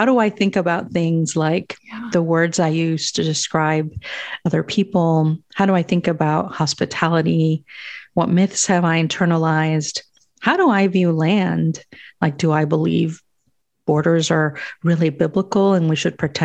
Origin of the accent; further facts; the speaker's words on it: Guatemala; moved away; So I was born in Guatemala, and I was born to parents who did not dream of migrating anywhere